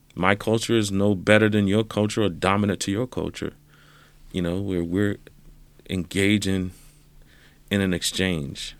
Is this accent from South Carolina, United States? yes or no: yes; South Carolina, United States; Growing up in South Carolina, where a classmate of mine called me the N-word